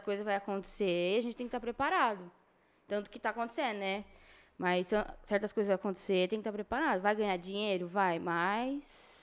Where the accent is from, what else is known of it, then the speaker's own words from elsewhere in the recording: São José do Rio Preto, São Paulo, Brazil; Sim, nasci aqui em Rio Preto, criada em Rio Preto